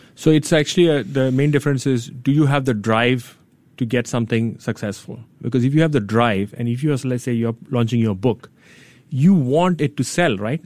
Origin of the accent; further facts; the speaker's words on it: India; now in Singapore; I grew up in India